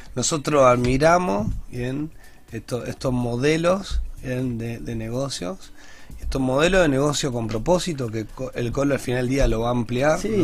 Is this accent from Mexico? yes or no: no; Grandoli and Esteban de Luca, Santa Fe, Argentina; yo me crié en Grandoli y Esteban de Luca, República Grandoli